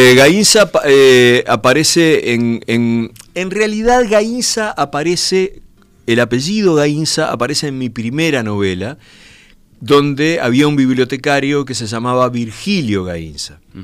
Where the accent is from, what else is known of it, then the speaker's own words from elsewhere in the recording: Brazo Oriental, Montevideo, Uruguay; el barrio Gracia Oriental, de donde soy yo